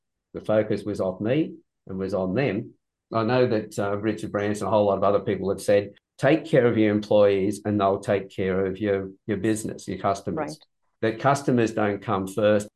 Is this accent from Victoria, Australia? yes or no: no; Sydney, New South Wales, Australia; also born or lived in Newcastle, Australia; I was born in Sydney quite a long time ago. From that point, I then moved from Sydney to Newcastle